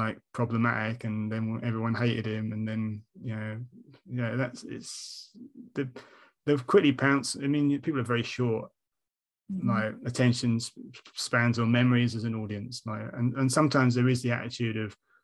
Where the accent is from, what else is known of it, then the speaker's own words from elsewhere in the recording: United Kingdom; we are British